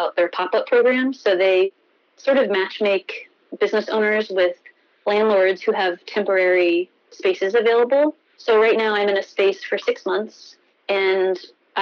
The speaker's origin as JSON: {"language": "English", "town": "Alexandria", "region": "Virginia", "country": "United States", "tie": "born or raised there", "also_born_or_lived": "New York", "moved": "as an adult", "said": "I grew up here. I'm like coming back home"}